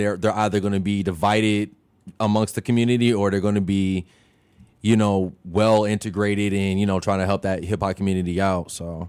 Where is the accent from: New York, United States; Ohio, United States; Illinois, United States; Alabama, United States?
Illinois, United States; Champaign; I'm not originally from Chicago. {S0} That's okay. {S1} I'm from Champaign, 217 all day.